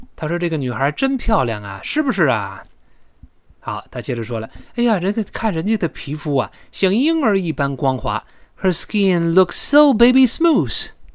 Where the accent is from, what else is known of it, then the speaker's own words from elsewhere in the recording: China; 我们中国人